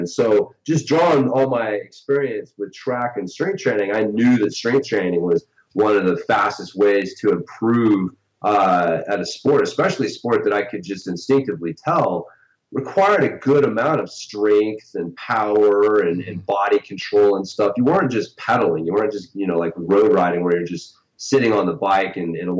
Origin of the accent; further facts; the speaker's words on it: Oklahoma, United States; born there; No, I was originally from, I was born in Oklahoma, which is probably a place that a lot of, international people are like, where?